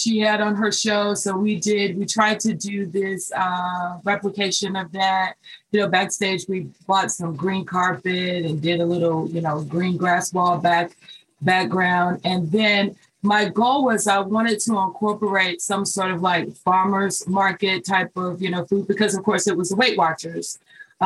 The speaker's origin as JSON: {"language": "English", "town": "Charlotte", "region": "North Carolina", "country": "United States", "tie": "born or raised there", "said": "I'm born and raised in Charlotte"}